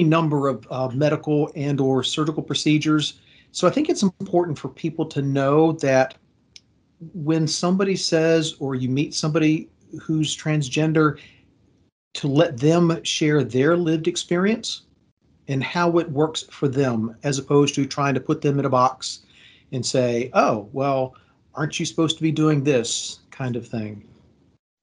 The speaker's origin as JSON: {"language": "English", "town": "Fredericksburg", "region": "Virginia", "country": "United States", "tie": "born or raised there", "said": "I was born in Fredericksburg, Virginia in 1966"}